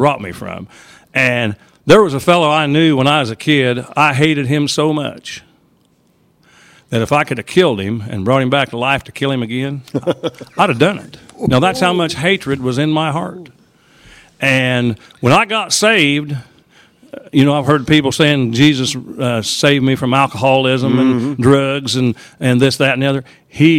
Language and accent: English; Charleston, Illinois, United States; I come from Charleston, Illinois